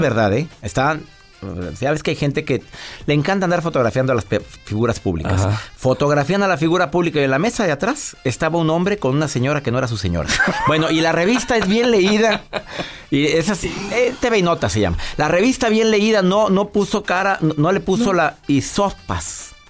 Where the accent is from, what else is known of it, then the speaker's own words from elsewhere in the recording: Mexico; en mi país, en México